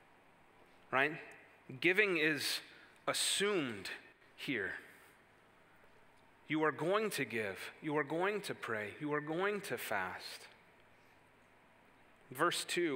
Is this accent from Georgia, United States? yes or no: no; Wisconsin, United States; moved away as an adult; now in Indiana, United States; where I grew up in Wisconsin